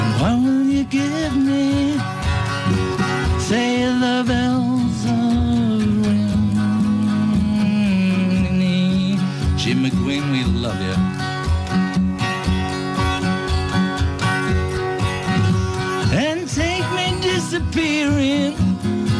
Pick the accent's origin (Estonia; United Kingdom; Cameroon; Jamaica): United Kingdom; England; as an English person